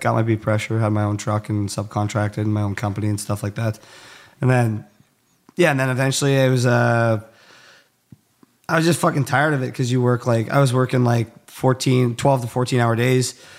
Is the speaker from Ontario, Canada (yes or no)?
no; Cold Lake, Alberta, Canada; I grew up in a really small town in, like, northern central Alber-, or northern Alberta, central Canada. Um, it's called Cold Lake.